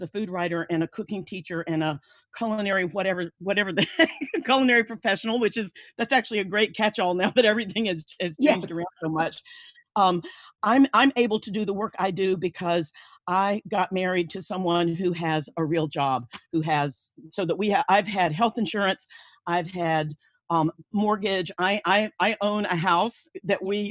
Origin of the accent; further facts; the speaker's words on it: North Carolina, United States; also born or lived in Thailand; I'm from North Carolina, born and raised, and I'm back here now